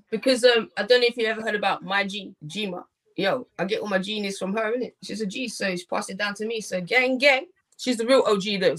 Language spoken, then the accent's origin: English; Australia; I'm from Australia.